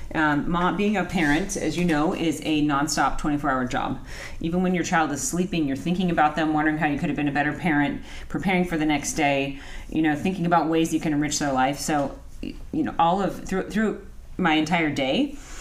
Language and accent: English; Anaheim, California, United States; I grew up in Anaheim.